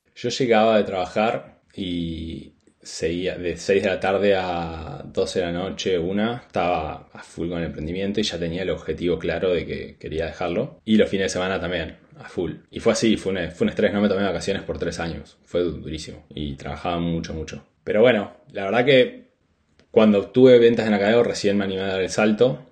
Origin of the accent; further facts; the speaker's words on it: Argentina; moved away as an adult; also born or lived in Buenos Aires, Argentina; now in Spain; nosotros, los que somos del interior del país, nos vamos a casa temprano